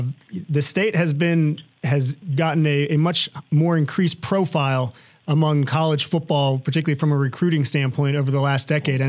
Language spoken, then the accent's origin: English; Virginia, United States; I grew up in Virginia.